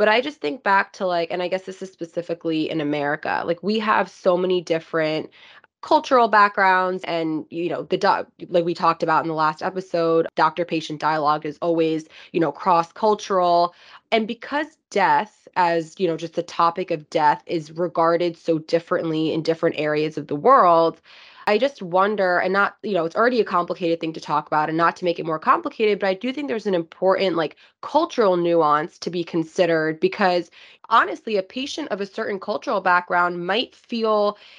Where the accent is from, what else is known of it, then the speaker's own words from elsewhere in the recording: India; I'm Indian, yeah. And I know death is regarded so differently in India than it is here.